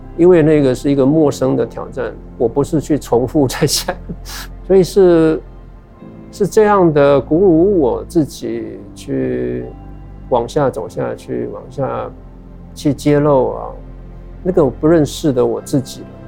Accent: Taiwan; moved away; also born or lived in New York; 作为一个台湾人的世界观

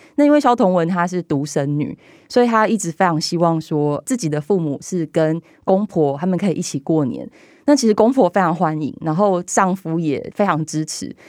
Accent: southern Taiwan, Taiwan; 因为我们家是南部人，我的阿嬷是童养媳，我爸爸他们小时候是跟他的兄弟住在一层透天厝，所以楼下一楼、二楼住着伯伯，他们两家人，然后我们家住在三楼

